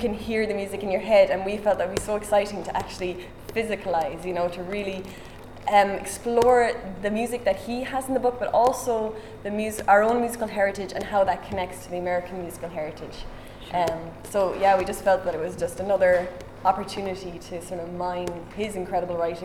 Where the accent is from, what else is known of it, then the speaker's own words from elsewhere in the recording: Ireland; being an Irish person